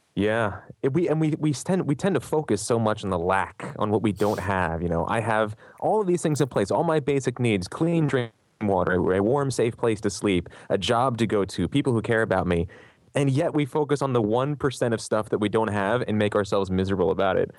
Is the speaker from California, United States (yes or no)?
no; Philadelphia, Pennsylvania, United States; I grew up in Philly.